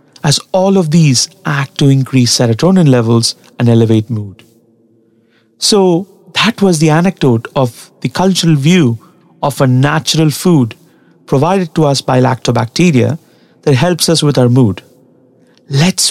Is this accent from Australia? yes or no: no; Tamil Nadu, India; English is a second language; the place that I come from, Tamil Nadu in South India